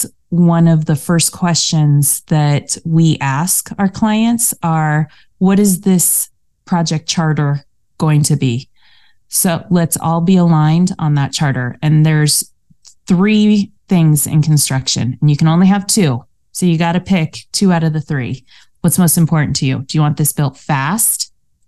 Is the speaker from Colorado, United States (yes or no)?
yes; Colorado, United States; moved away as an adult; also born or lived in Denver, Colorado; now in California, United States; We grew up in Colorado